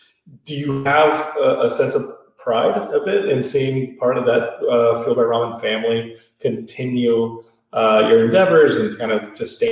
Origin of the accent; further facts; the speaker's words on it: Austin, Texas, United States; I know that locally growing up in Austin, … being the biggest thing.